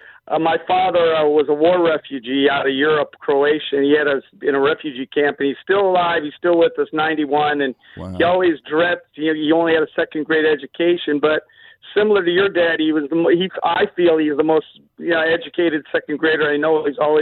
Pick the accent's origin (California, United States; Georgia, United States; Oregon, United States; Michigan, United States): California, United States; Los Angeles; born or raised there; moved away as an adult; also born or lived in Orange County / Arizona / Kansas City